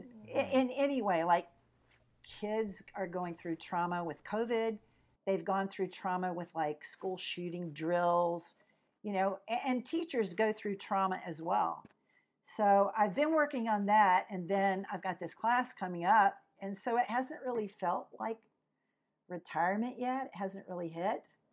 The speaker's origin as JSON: {"language": "English", "town": "Pensacola", "region": "Florida", "country": "United States", "tie": "born or raised there", "also_born_or_lived": "Michigan", "moved": "as an adult", "lives_now": "Texas, United States", "said": "I grew up in Pensacola, Florida, you know, right on the Gulf Coast"}